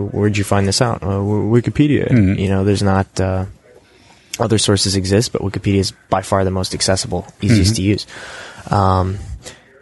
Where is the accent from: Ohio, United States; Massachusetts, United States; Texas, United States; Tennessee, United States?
Ohio, United States; WikiConference North America is in my home state, at my university.